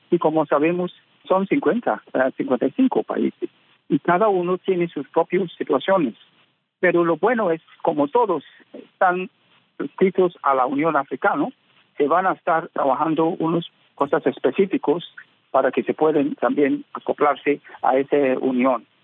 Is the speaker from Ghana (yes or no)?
yes; Ghana; en mi país, Ghana